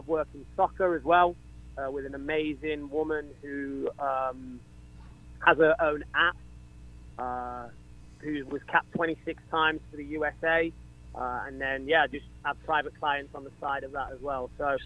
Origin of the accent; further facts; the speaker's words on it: England, United Kingdom; now in Atlanta, United States; I'm English.